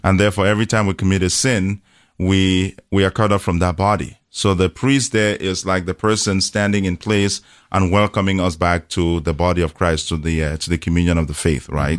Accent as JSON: {"language": "English", "country": "Cameroon", "tie": "born or raised there", "moved": "yes", "said": "born and raised in Cameroon in, uh, Central Africa"}